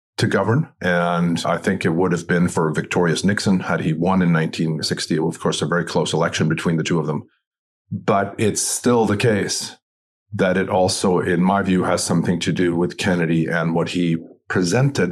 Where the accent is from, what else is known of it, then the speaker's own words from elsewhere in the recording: Sweden; moved away; I'm originally from Sweden